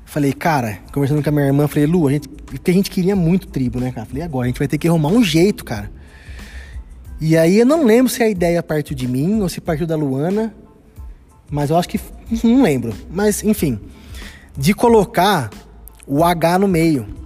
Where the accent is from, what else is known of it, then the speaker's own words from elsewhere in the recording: Araraquara, São Paulo, Brazil; a origem do nome Araraquara, que é a minha cidade natal.